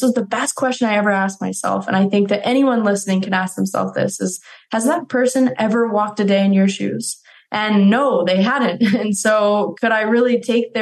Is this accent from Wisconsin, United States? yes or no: no; Colorado, United States; growing up in Colorado